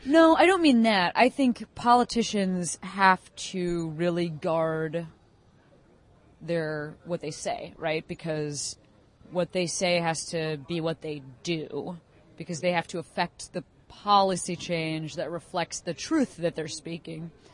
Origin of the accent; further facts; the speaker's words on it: Chicago, Illinois, United States; I grew up in Chicago.